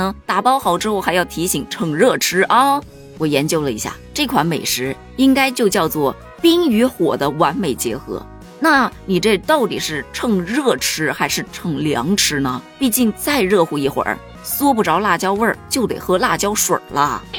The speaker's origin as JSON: {"language": "Chinese", "region": "Northeast China", "country": "China", "tie": "born or raised there", "said": "身为一个土生土长的东北人，我证明东北根本就没这玩意儿。我也证明啊，我在东北生活了这么多年，我都没见过这道菜呀。"}